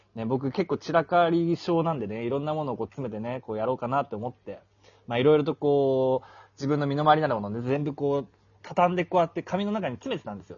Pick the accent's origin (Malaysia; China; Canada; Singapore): Malaysia; moved away as an adult; also born or lived in Japan; now in Thailand; マレーシアで育って、で、その十年間、大学は日本に行って、そっから十年間日本にいましたけど、今こうしてタイにいて